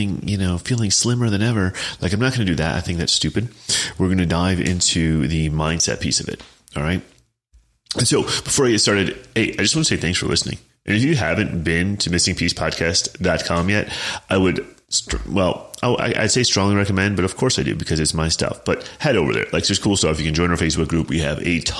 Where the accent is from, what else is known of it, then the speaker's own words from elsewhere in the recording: Chicago, Illinois, United States; also born or lived in Champaign, Illinois / Cape Girardeau, Missouri; I'm from the Chicago suburbs